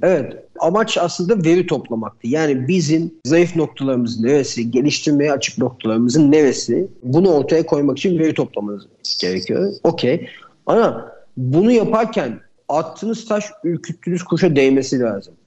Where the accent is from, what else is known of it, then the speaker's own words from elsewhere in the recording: Istanbul, Turkey; 1977 İstanbul doğumluyum.